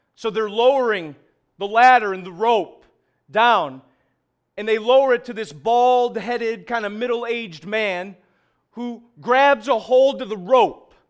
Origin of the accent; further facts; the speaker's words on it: Syracuse, New York, United States; we are from Syracuse